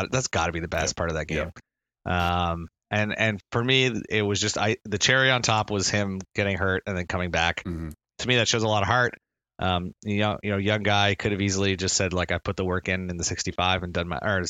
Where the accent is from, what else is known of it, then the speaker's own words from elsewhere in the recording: Ottawa, Ontario, Canada; we're from Ottawa